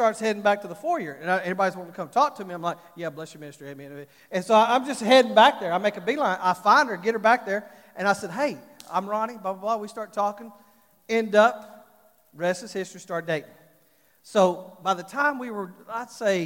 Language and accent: English; Fort Worth, Texas, United States; I'm from Fort Worth, from Texas